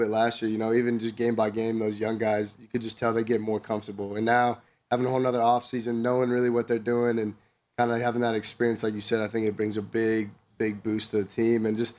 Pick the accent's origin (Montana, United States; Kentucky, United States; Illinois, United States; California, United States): California, United States; I was coming down from Southern California